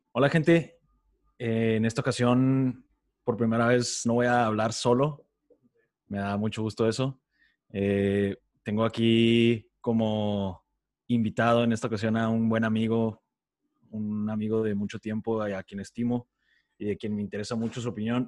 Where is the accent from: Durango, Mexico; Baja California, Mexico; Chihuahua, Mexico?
Chihuahua, Mexico; yo específicamente nada más he vivido y conozco bien el trasfondo en Chihuahua, Chihuahua